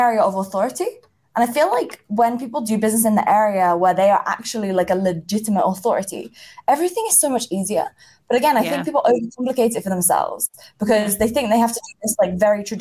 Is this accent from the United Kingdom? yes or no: yes; England, United Kingdom; I grew up in England